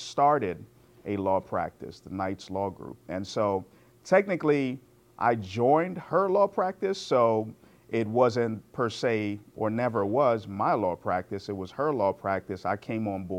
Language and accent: English; Guyana; now in United States; I was born in Guyana, which is in South America.